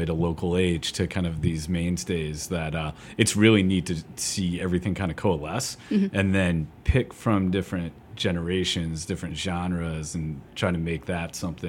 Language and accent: English; Akron, Ohio, United States; moved away; also born or lived in Chicago; Dave and I come from Akron, Ohio